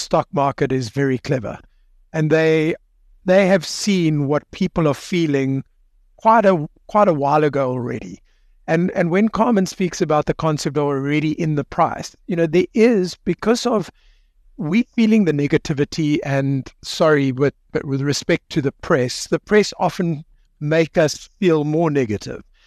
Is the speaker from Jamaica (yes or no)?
no; South Africa; as a South African